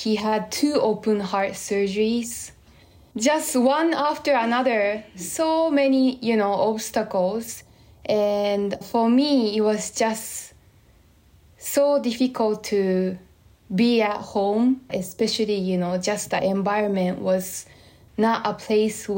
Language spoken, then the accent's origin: English; Tokyo, Japan; moved away as an adult; now in Stratford, United States; I grew up in Tokyo, Japan, all the way up to college.